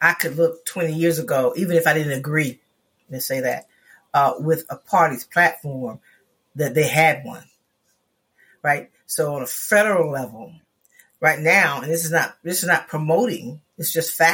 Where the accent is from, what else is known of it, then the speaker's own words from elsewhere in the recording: Florida, United States; I come from Florida